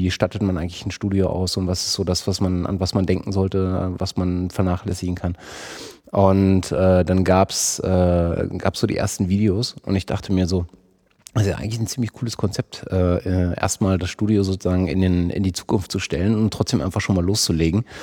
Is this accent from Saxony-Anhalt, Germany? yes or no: yes; Halle, Saxony-Anhalt, Germany; Ich komme auch aus Halle.